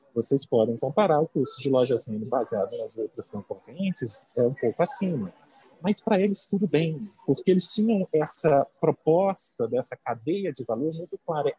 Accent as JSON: {"language": "Portuguese", "town": "Muriaé", "region": "Minas Gerais", "country": "Brazil", "tie": "born or raised there", "also_born_or_lived": "Belo Horizonte, Brazil", "moved": "as an adult", "lives_now": "São Paulo, Brazil", "said": "Eu nasci no interior, eu sou de Muriaé, é, morei muito tempo em BH."}